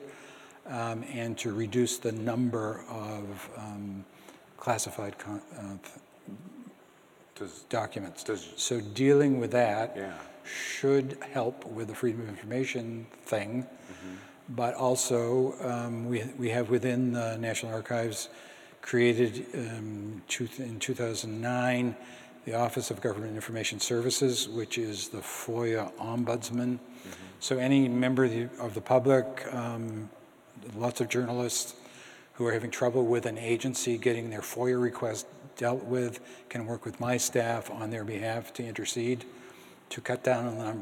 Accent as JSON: {"language": "English", "town": "Boston", "region": "Massachusetts", "country": "United States", "tie": "born or raised there", "said": "I grew up in Boston"}